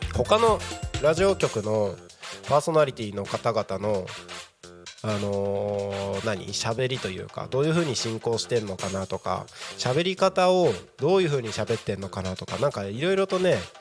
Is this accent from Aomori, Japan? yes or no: yes; Takko, Aomori, Japan; now in Tako, Japan; 僕がね、あのー、生まれ育った青森県の田子町ってところはね